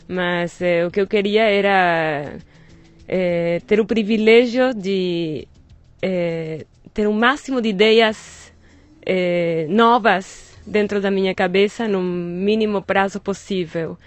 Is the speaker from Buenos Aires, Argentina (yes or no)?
yes; Buenos Aires, Argentina; Portuguese is a second language; moved away as an adult; now in Brazil; Eu nasci em Buenos Aires